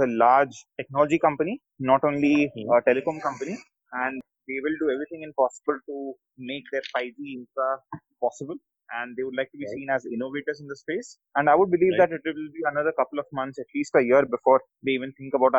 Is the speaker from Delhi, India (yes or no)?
no; Kolkata, West Bengal, India; moved away; also born or lived in Chennai / Bangalore; I'm a South Indian, born and brought up in Calcutta, been in Chennai, been in Bangalore and a lot of places.